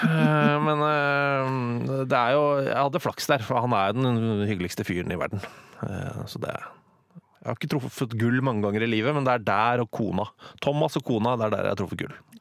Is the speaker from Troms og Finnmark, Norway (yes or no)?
no; Oslo, Norway; Jeg er født på Abelsø i Oslo. Uh, dype Oslo øst.